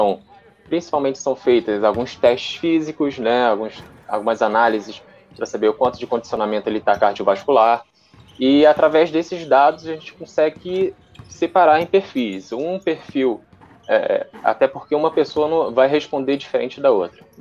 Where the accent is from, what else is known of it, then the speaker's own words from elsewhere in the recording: Rio de Janeiro, Brazil; moved away as an adult; now in São Paulo, Brazil; Eu, eu vim do Rio, estou morando aqui em São Paulo há uns cinco meses.